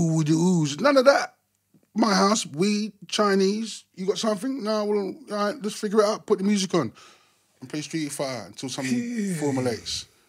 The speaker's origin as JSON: {"language": "English", "region": "London", "country": "United Kingdom", "tie": "born or raised there", "also_born_or_lived": "Willesden, London", "said": "I'm originally from Wembley, Chalkhill Estate. I was born in Willesden, Melrose Avenue, 169"}